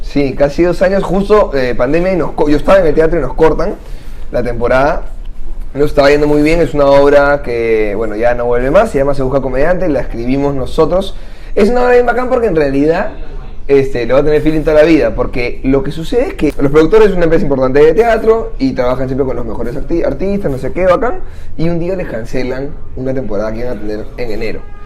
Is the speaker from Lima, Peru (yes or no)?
yes; Santa María, Lima, Peru; Yo soy de Santa María, acá cerca